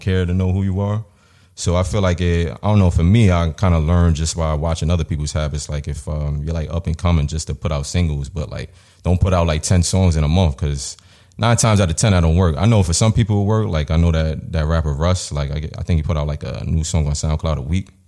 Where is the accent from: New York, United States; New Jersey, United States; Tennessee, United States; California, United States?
New York, United States; I was born and raised in New York